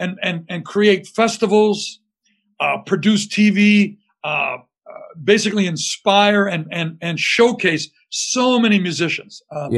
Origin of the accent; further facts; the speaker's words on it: Windsor, Ontario, Canada; moved away as an adult; now in Detroit, United States; I'm a Canadian guy from Windsor, Ontario, across the river, that's been adopted by one of the greatest music cities in the world.